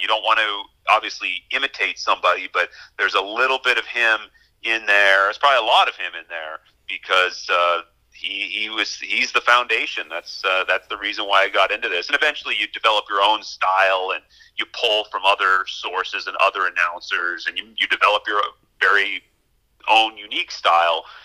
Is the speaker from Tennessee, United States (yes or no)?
no; Pittsburgh, Pennsylvania, United States; moved away as an adult; also born or lived in Murrysville, Pennsylvania / New York; my hometown where I have family